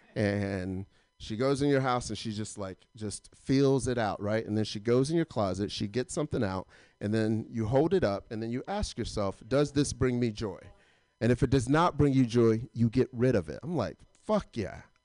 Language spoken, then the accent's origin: English; Atlanta, Georgia, United States; I'm not from LA. I'm actually from Atlanta